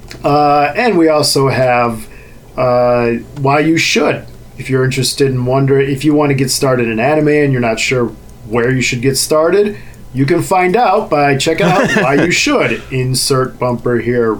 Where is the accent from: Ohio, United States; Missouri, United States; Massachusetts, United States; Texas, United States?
Ohio, United States; Cleveland; also born or lived in Czech Republic; I was from Cleveland